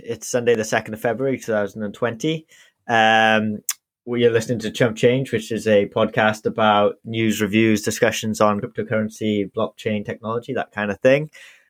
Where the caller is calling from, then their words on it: United Kingdom; I'm … and I'm tuning in from the UK.